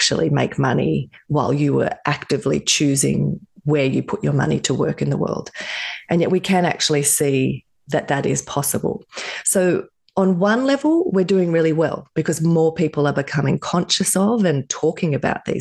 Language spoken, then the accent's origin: English; Australia; I grew up in Australia